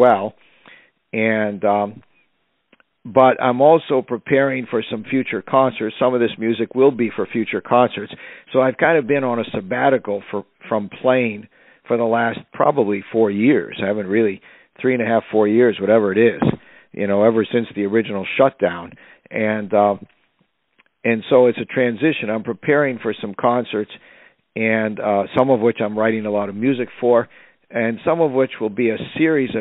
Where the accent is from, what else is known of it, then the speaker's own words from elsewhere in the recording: Irondequoit, New York, United States; also born or lived in Rochester, New York; grew up in the town of East Irondequoit, where I went to high school